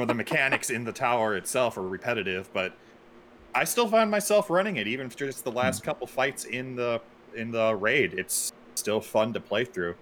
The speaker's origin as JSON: {"language": "English", "country": "United States", "said": "I'm an American"}